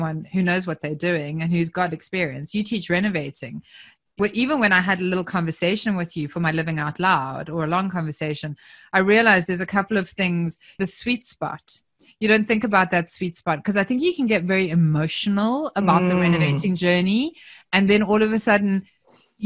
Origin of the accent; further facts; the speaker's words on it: South Africa; accent: South African; now in Southern Highlands, Australia; I'm obviously from my accent, I'm originally South African